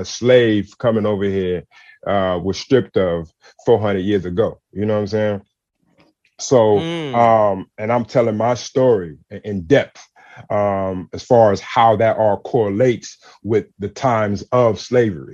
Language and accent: English; San Francisco, California, United States; I grew up in San Francisco